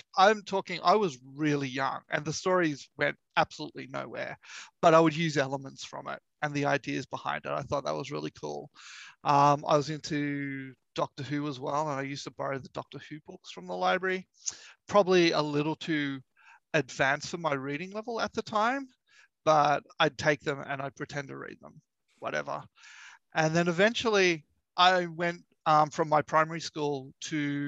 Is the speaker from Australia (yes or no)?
yes; Australia; also born or lived in Sydney; I'm an Australian. I live in Sydney.